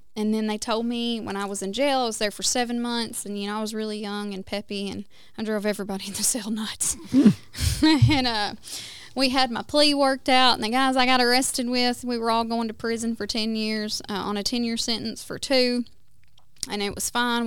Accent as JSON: {"language": "English", "region": "West Tennessee", "country": "United States", "tie": "born or raised there", "moved": "yes", "lives_now": "Oklahoma, United States", "said": "I was born and raised in Tennessee, um, in West Tennessee."}